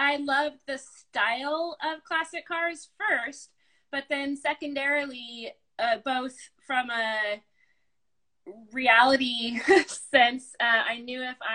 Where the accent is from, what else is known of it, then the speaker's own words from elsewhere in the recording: Las Vegas, Nevada, United States; moved away; I grew up in Las Vegas. That is where I graduated high school and went to some college.